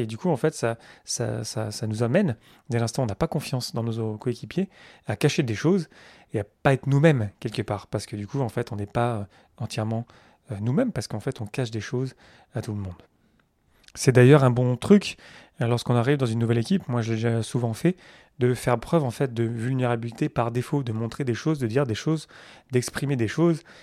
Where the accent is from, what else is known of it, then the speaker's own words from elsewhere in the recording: France; je suis français